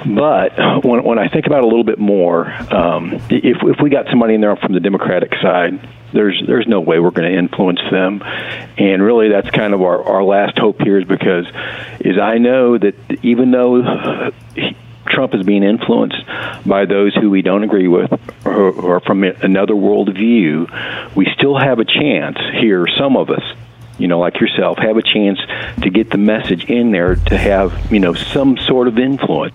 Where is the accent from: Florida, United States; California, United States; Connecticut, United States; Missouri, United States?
Missouri, United States; I'm from Missouri.